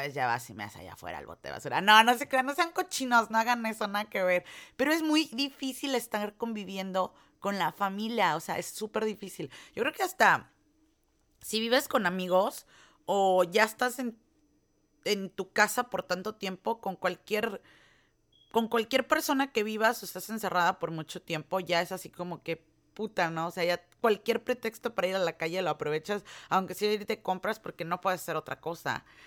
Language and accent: Spanish; Mexico; now in United States; uno como mexicano